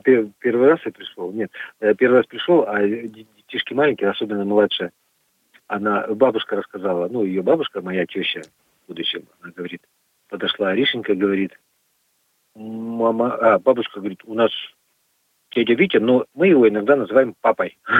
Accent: Magadan Oblast, Russia; now in Perm, Russia; я родился в Магаданской области, на Колыме. Я там родился и вырос.

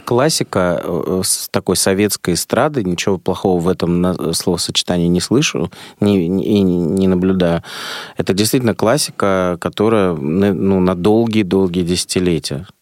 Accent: Saint Petersburg, Russia; у меня грузинская кровь, хотя я родился в Ленинграде

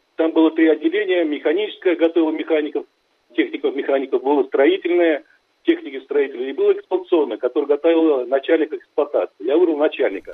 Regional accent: Ufa, Bashkortostan, Russia; я родился в Уфе, в промышленном районе

